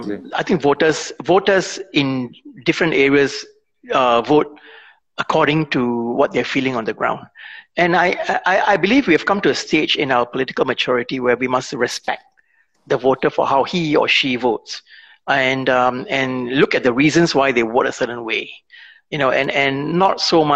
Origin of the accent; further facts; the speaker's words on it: Singapore; I believe that I can bring value to the table as a Singaporean, not as a minority, but as a Singaporean.